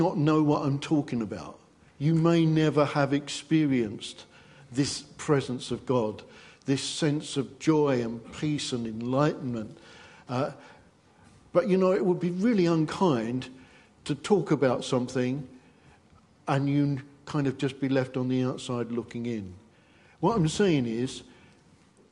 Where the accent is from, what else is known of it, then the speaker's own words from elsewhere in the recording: England, United Kingdom; because we're English